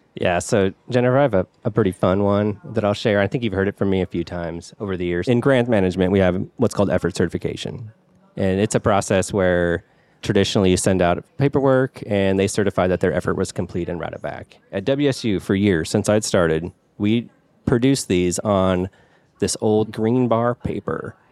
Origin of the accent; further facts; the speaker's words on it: Pullman, Washington, United States; I grew up in the Pullman area. That's where a W S U is in Washington.